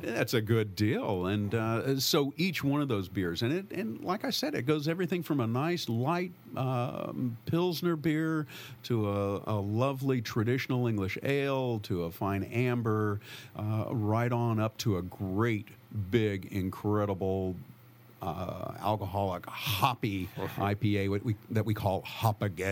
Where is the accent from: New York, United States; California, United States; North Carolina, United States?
California, United States; San Francisco Bay Area; also born or lived in St. Helena, Napa Valley; I grew up in the San Francisco Bay Area